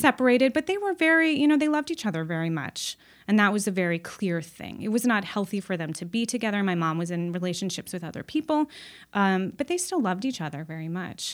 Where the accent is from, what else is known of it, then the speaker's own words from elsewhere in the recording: Los Angeles, California, United States; I grew up in Los Angeles